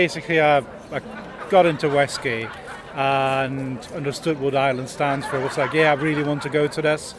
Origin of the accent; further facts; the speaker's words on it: Germany; now in Glasgow, United Kingdom; I'm from Glasgow, originally from Germany.